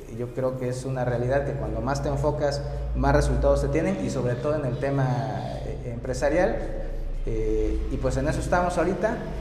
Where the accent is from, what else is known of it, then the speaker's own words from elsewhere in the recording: Oaxaca, Mexico; soy de aquí de Oaxaca, de aquí de la, capital oaxaqueña, estudié ciencias